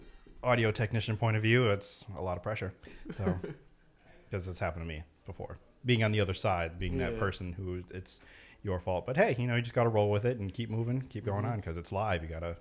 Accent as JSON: {"language": "English", "town": "Meriden", "region": "Connecticut", "country": "United States", "tie": "born or raised there", "said": "Meriden is a boring place, but it's my hometown. I've been there all my life."}